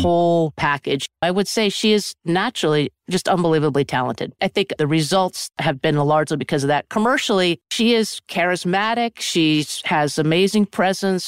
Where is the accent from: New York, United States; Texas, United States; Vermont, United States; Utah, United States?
Vermont, United States; Sugarbush; I grew up in a small ski area called Sugar Bush, Vermont